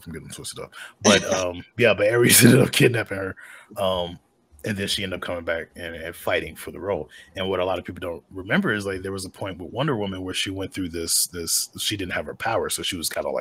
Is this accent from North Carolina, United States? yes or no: yes; North Carolina, United States; I grew up in North Carolina.